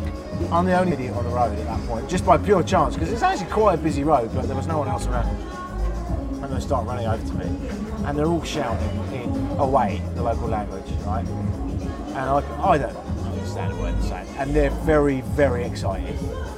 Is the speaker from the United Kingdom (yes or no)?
yes; England, United Kingdom; also born or lived in Canada